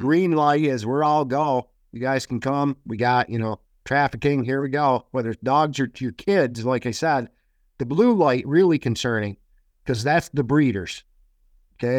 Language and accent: English; Bennington, Vermont, United States; my hometown of Bennington and Vermont